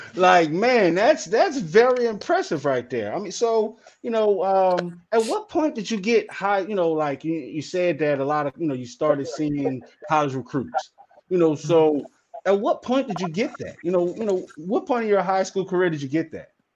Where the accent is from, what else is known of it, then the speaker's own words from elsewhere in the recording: New Orleans, Louisiana, United States; I'm from New Orleans. You know what I'm saying? Right? I'm from the south